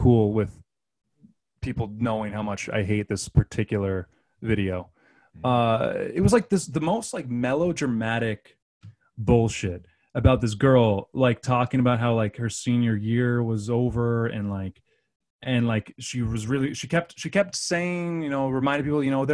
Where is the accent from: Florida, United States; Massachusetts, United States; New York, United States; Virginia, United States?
Massachusetts, United States; Central; I'm from Central Massachusetts